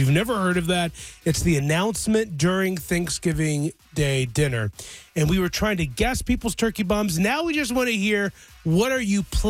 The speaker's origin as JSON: {"language": "English", "region": "Virginia", "country": "United States", "tie": "born or raised there", "also_born_or_lived": "North Carolina", "moved": "yes", "said": "I grew up in Virginia. I moved 3 hours to North Carolina."}